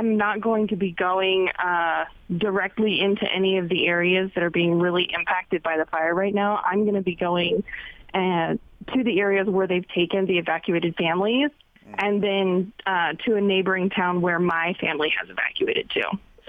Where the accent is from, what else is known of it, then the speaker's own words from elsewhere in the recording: Paradise, California, United States; moved away; I'm from Paradise, California, which was the Northern California town that was completely destroyed 2 years ago by the campfire.